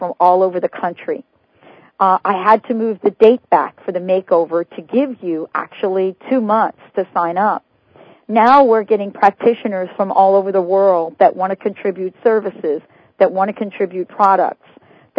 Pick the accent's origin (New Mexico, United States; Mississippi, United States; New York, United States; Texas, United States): New York, United States; I'm from New York, and, you know, the only hole that we grew up knowing were the potholes